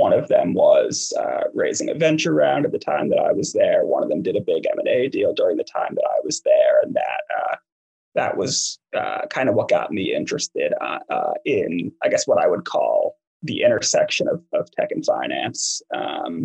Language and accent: English; East Coast, United States; moved away as an adult; I grew up on the East Coast